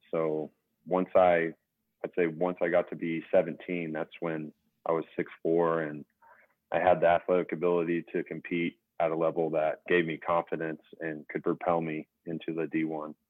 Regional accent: Utica, Kansas, United States; also born or lived in Scott City; now in Wichita, United States; We had probably anywhere from six to eight kids in our grade growing up in Utica

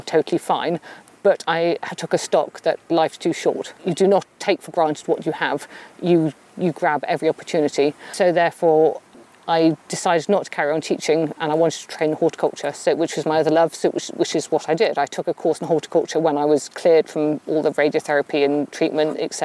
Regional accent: Gloucestershire, South West England, United Kingdom; also born or lived in Cornwall; now in Somerset, United Kingdom; I grew up in Gloucestershire

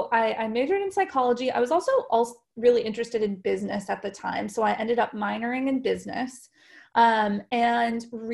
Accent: Colorado, United States; moved away as an adult; also born or lived in Texas; I was born and raised in Colorado

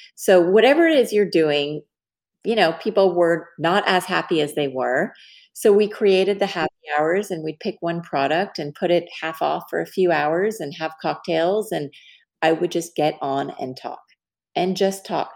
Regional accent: Dallas, Texas, United States; I'm from Dallas

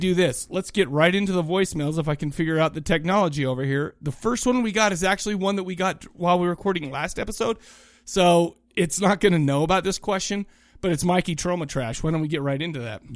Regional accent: Kaysville, Utah, United States; also born or lived in Farmington, Utah; I grew up in Farmington and Kaysville.

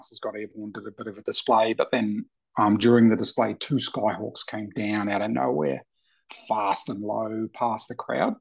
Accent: Rotorua, Bay of Plenty, New Zealand; moved away as an adult; also born or lived in Samoa; now in Australia; Born in Rotorua and pretty much grew up in Rotorua right throughout my schooling years

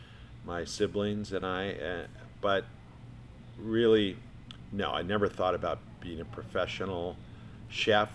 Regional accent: Campbell, California, United States; Born and raised in Campbell, California

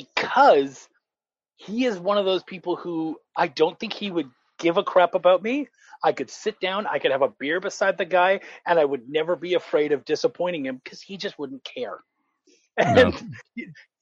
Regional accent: Canada; moved away; I am a short, hairy Canadian. Like, I'm originally from Canada, moved down here

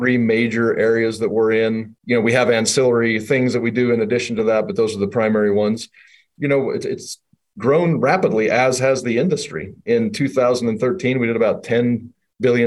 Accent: Idaho, United States; also born or lived in New York; now in Salt Lake City, United States; I'm originally from Idaho.

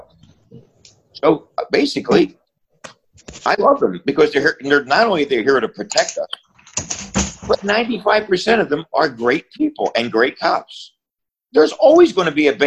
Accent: Philadelphia, Pennsylvania, United States; I grew up in Philly, where everybody hung on a different corner

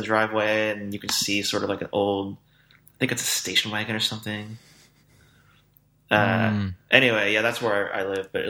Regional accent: San Francisco Bay Area, California, United States; I'm from SF Bay Area.

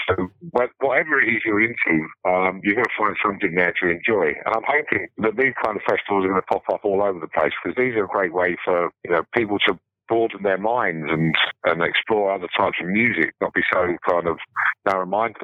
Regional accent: England, United Kingdom; being English

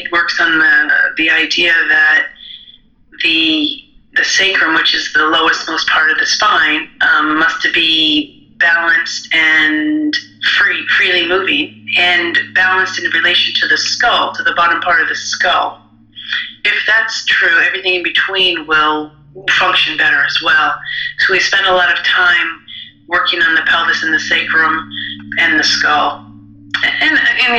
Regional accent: New York, United States; I grew up in New York in America

